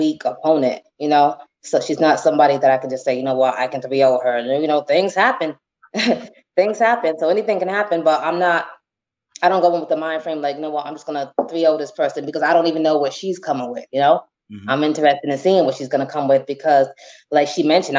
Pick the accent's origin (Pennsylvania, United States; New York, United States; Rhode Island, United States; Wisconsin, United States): Rhode Island, United States; accent: Rhode Island; moved away as an adult; I'm from Rhode Island